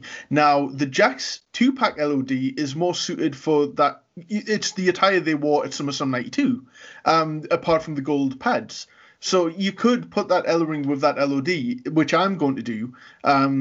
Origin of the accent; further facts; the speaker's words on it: Newcastle upon Tyne, North East England, United Kingdom; we are from Newcastle as well.